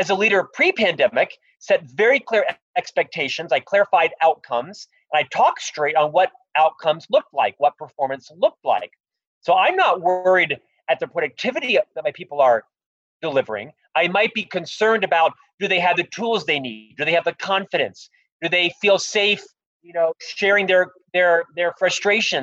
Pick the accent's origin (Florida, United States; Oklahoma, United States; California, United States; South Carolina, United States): Florida, United States; Orlando; now in Salt Lake City, United States; I'm actually from Orlando, Florida, originally. I live here now in Salt Lake City